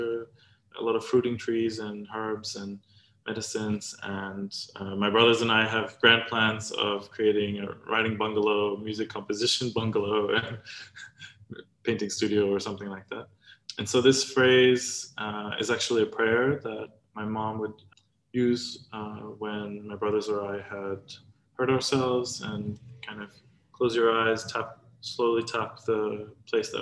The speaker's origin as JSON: {"language": "English", "country": "Samoa", "tie": "born or raised there", "also_born_or_lived": "Australia", "moved": "yes", "said": "growing up in Samoa, but also in Australia"}